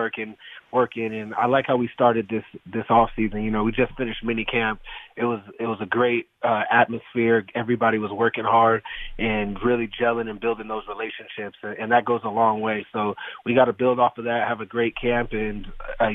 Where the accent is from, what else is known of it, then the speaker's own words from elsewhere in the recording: Phoenix, Arizona, United States; now I'm going into my eighth year playing in my hometown